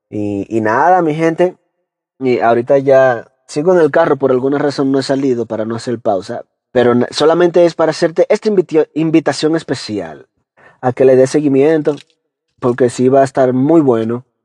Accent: Dominican Republic; accent: Dominican; yo hablo dominicano lo más que puedo de de mantener mi acento, ahí lo mantengo.

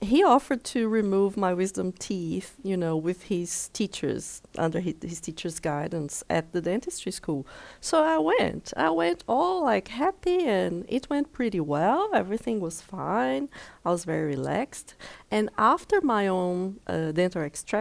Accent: Brazil; moved away as an adult; also born or lived in Denmark / South Africa; now in Greyton, South Africa; the first opportunity I had to leave my home state in Brazil, I did.

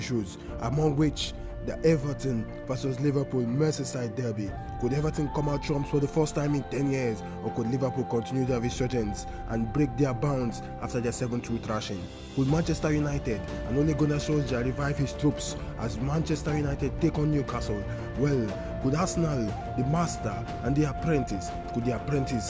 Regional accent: Nigeria; As a Nigerian

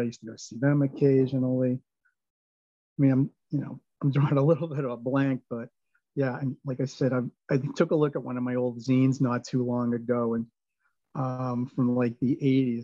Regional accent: Swampscott, Massachusetts, United States; also born or lived in Lynn / Boston; now in Peabody, United States; I grew up in Swampscott, and I after I graduated from college, I lived in Lynn for 14 years and then Peabody since '97

